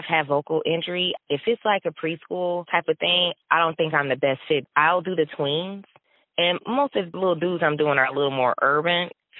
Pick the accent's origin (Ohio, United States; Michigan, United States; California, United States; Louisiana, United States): Michigan, United States; Flint; I grew up in Flint, but I grew up very middle class.